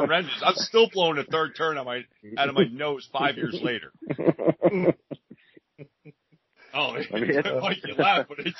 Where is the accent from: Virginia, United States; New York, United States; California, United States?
New York, United States; I'm from New York